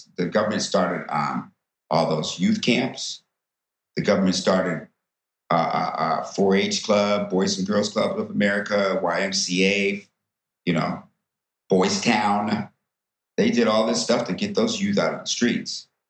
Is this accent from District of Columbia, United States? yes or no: yes; Washington, District of Columbia, United States; also born or lived in the Midwest / Maryland / the South; as I grew up in Washington, D.C. and Maryland, you know, I started to, you know, identify with being Black.